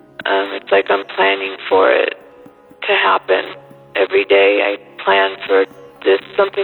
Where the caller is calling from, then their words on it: California, United States; I'm calling from California.